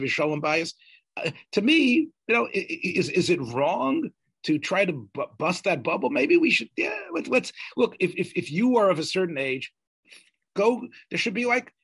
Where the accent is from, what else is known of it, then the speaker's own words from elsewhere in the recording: the South, United States; I'm from the South